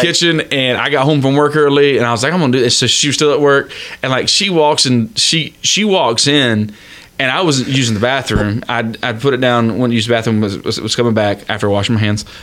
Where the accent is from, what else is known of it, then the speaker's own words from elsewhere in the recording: Florida, United States; I was born and raised in Florida